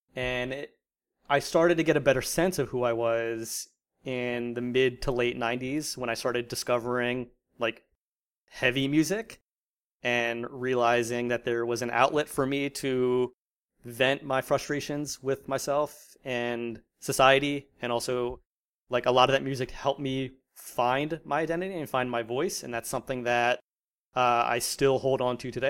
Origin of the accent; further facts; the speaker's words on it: New Jersey, United States; moved away as an adult; also born or lived in Virginia; born and raised in South Jersey